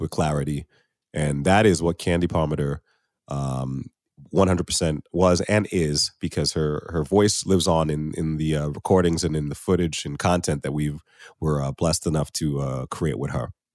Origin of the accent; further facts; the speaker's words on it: United States; moved away as an adult; now in Canada; I'm from the United States